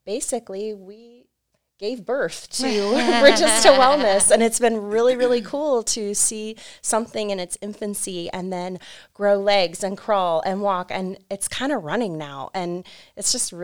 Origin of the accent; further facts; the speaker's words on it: New Philadelphia, Ohio, United States; I am born and raised in New Philly, went off to college, said I'm never coming back, and immediately came back to this county